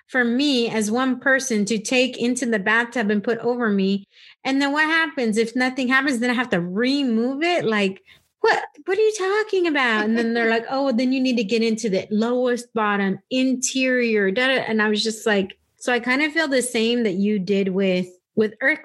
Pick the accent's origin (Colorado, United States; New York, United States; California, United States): California, United States; now in Texas, United States; when I moved to Texas, growing up in California